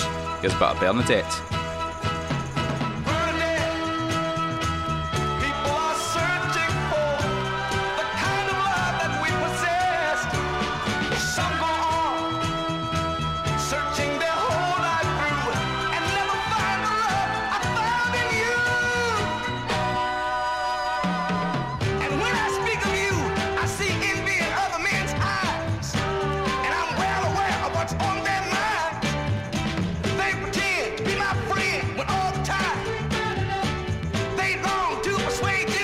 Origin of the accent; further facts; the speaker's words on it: Glasgow, Scotland, United Kingdom; I'm from Glasgow